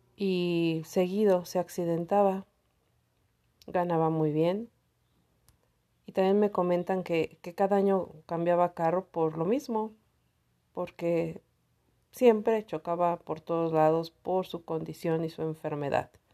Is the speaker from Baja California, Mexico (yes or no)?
no; Cuautitlán, State of Mexico, Mexico; Soy del Estado de México.